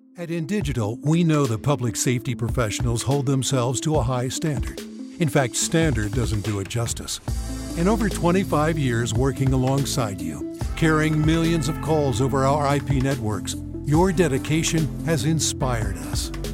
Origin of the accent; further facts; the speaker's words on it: Colorado, United States; now in Idaho, United States; I was from Colorado. I moved up to Idaho.